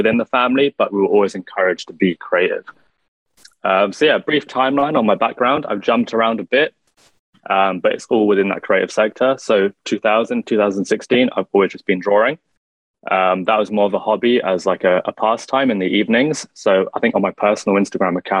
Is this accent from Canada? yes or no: no; London, United Kingdom; I'm born and raised in London, UK